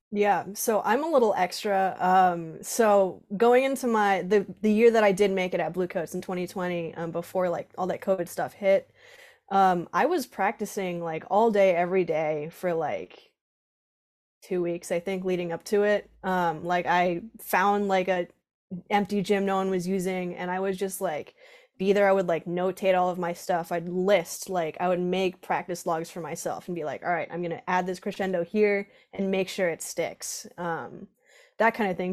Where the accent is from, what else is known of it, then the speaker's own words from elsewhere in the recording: Groton, Connecticut, United States; I'm from, uh, Groton, Connecticut, Southeastern, right on the coast.